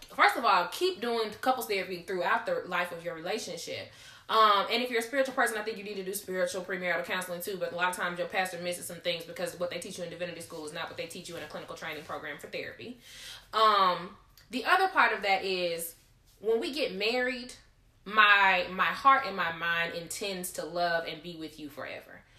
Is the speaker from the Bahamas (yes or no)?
no; Gulfport, Mississippi, United States; also born or lived in Hattiesburg; my hometown is Gulfport